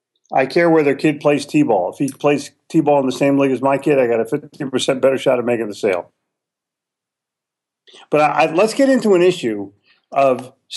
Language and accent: English; Charlotte, North Carolina, United States; they're right here in my hometown of Charlotte.